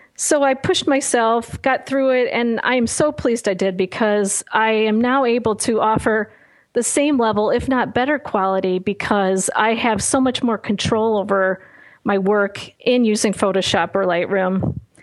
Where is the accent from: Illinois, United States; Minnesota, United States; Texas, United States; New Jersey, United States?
Illinois, United States; Chicago; not a great school experience growing up in Chicago